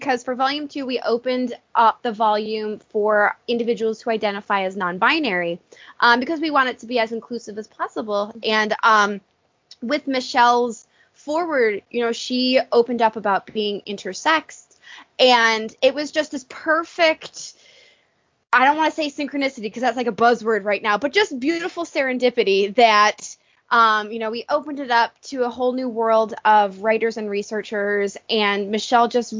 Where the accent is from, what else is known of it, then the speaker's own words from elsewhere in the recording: Buffalo, New York, United States; we're both from Buffalo, New York